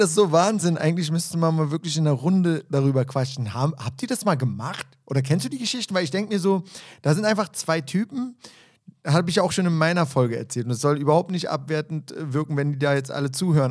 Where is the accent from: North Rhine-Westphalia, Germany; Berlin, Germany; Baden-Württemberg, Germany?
Berlin, Germany; Ich kam da rein als Berliner Junge